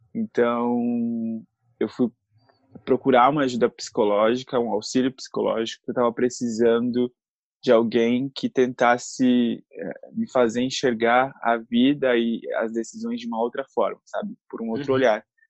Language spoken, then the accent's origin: Portuguese; São Paulo, Brazil; sou aqui da cidade de São Paulo